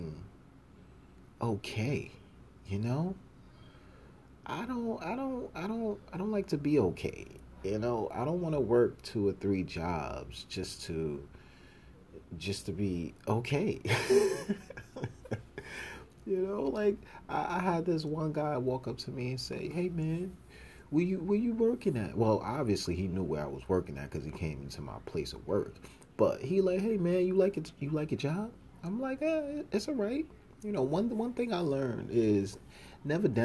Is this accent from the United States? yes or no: yes; New York City, New York, United States; moved away as an adult; also born or lived in Miami / Virginia; I come from Harlem. Harlem all day